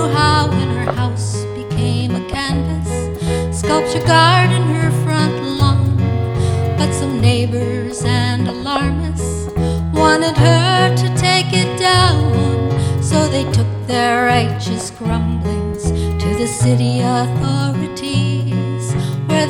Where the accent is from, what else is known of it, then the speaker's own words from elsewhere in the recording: Minneapolis, Minnesota, United States; my hometown of Minneapolis